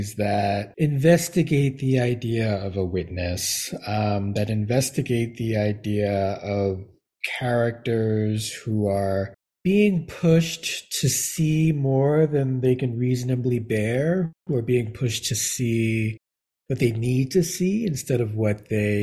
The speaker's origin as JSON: {"language": "English", "town": "New York City", "region": "New York", "country": "United States", "tie": "born or raised there", "said": "I was raised in Brooklyn in the Bronx"}